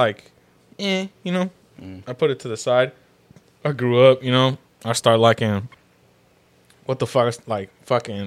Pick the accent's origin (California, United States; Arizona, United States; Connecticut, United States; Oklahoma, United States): California, United States; Union City; also born or lived in Fremont, California; from Union City